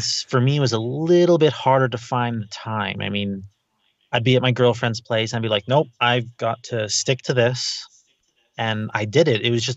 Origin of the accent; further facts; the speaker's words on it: Canada; I am the Canadian uncle